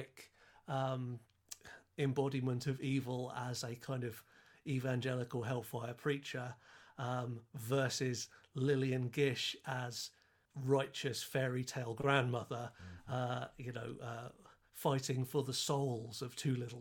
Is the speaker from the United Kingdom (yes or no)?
yes; United Kingdom; as a European, as a Brit